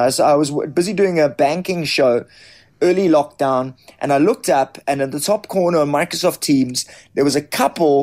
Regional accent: South Africa; as a white South African, as a middle-class South African, as a South African

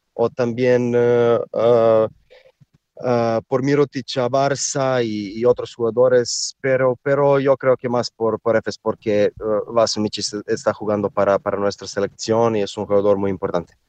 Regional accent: Serbia; Spanish is a second language; somos eh, gente de Serbia que somos bastante altos

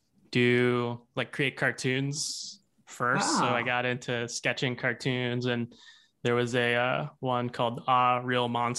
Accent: Hot Springs, Arkansas, United States; moved away as an adult; now in Seattle, United States; I grew up in Arkansas. I grew up in Hot Springs.

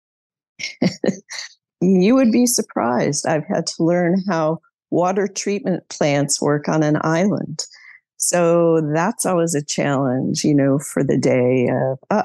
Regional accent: outside of Chicago, Illinois, United States; moved away as an adult; I grew up outside of Chicago

